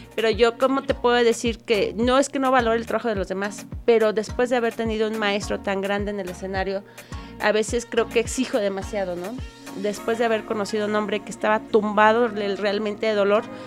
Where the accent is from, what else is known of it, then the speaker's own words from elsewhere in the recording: Querétaro, Mexico; Yo soy queretana